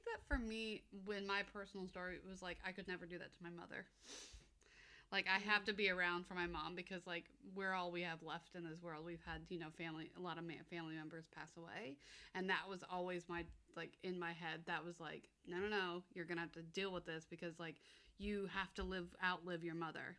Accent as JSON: {"language": "English", "country": "United States", "tie": "born or raised there", "moved": "yes", "said": "I grew up in America"}